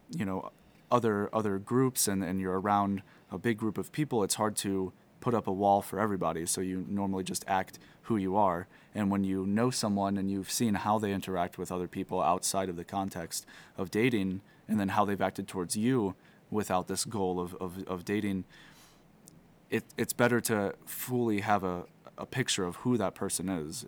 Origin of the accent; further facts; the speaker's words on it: Missouri, United States; moved away; I'm originally from Missouri, and I'm a seminarian at Jordanville Holy Trinity Seminary